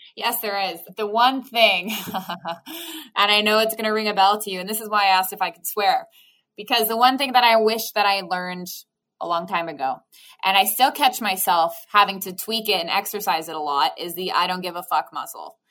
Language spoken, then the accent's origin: English; Waterloo, Ontario, Canada; also born or lived in Rhode Island, United States; now in Hamilton, Canada; So I'm originally from Waterloo, which is about an hour away from Toronto.